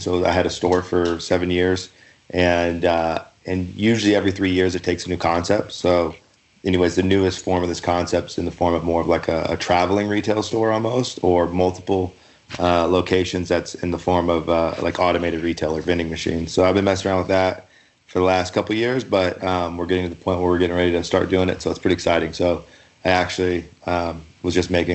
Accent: Louisville, Kentucky, United States; also born or lived in Montana / Salt Lake City, Utah; now in Utah, United States; I'm originally from Louisville, Kentucky

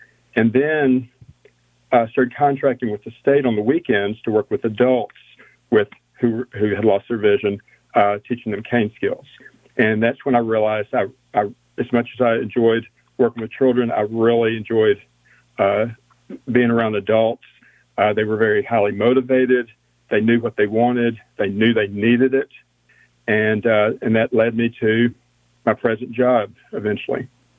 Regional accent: Houston, Texas, United States; I'm from Texas, East Texas, born in Houston, moved around as a kid

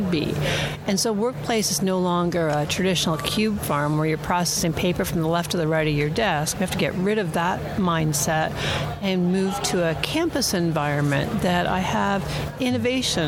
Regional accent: Toronto, Ontario, Canada; I'm from Toronto. I commute an hour every day.

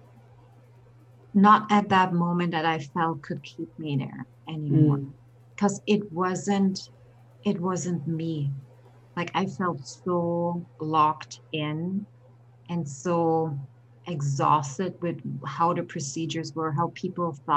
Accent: Berlin, Germany; now in United States; Born and raised in Berlin, Germany.

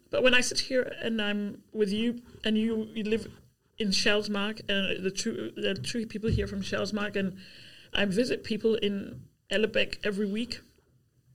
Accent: Zambia; now in Albertslund, Denmark; I've been here 35 years, and I'm my origin is Zambia. But I'm Danish now. Yeah. I'm a Zambian Dane

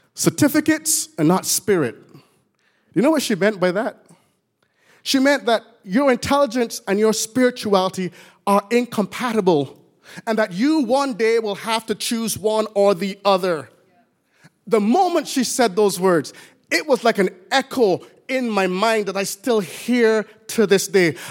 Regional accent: Barbados; moved away; I was born in Barbados, as you can tell when I get excited. My words don't sound quite intelligible anymore

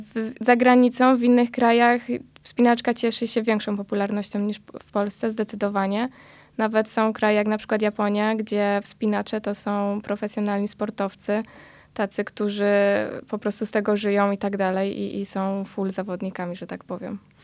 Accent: Tarnów, Lesser Poland, Poland; jesteśmy z Tarnowa

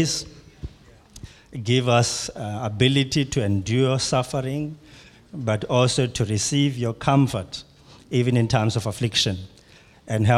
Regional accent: Pietermaritzburg, KwaZulu-Natal, South Africa; I come from South Africa in a city called Pietermaritzburg

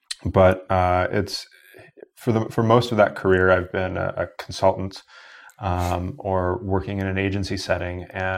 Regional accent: Wisconsin, United States; So I grew up in Wisconsin, so we have the reciprocity thing with our university systems

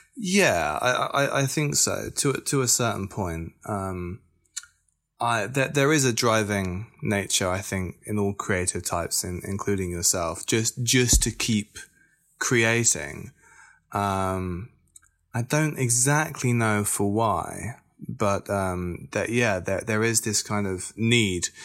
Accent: Bristol, South West England, United Kingdom; I am a musician from Bristol

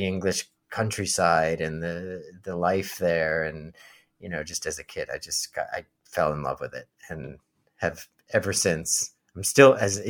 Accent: United States; as an American

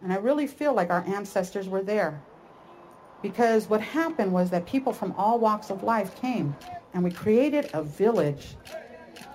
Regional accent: Oakland, California, United States; I grew up in Oakland

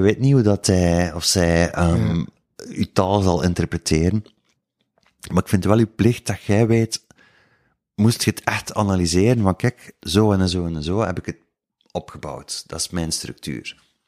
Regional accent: Woesten, Flanders, Belgium; accent: West Flemish; ik ben al eens van de West ook en niet van Kortrijk. Dat is nog iets, dat is nog een heel ander accent.

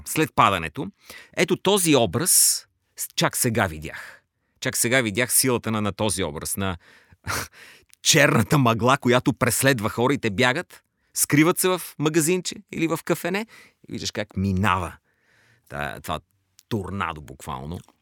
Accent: Bulgaria; ние, като българи

